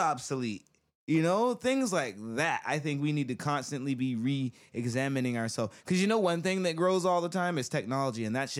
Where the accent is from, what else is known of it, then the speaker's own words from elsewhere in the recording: United States; as an American